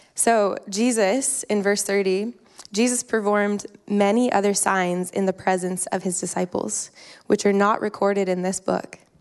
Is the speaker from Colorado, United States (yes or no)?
yes; Colorado, United States; moved away as an adult; also born or lived in Lake Tahoe; now in Newburgh, United States; I grew up in Colorado, which is a high desert mountain country, not a lot of water